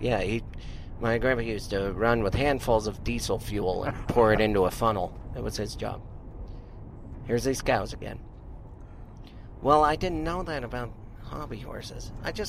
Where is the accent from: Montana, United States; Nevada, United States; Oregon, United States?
Montana, United States; now in California, United States; I took for granted growing up in Montana.